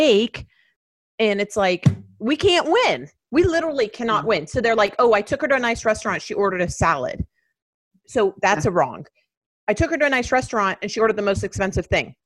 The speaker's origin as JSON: {"language": "English", "town": "Miami", "region": "Florida", "country": "United States", "tie": "born or raised there", "said": "I grew up in Miami"}